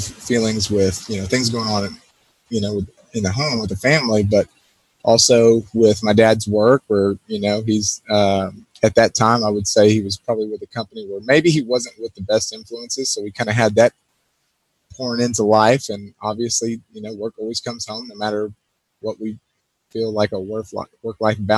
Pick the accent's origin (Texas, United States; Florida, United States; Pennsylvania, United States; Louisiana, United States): Texas, United States; Pearland; also born or lived in Houston, Texas; I spent almost all of my life, from kindergarten through high school in a small town, probably not so small anymore, Pearland, Texas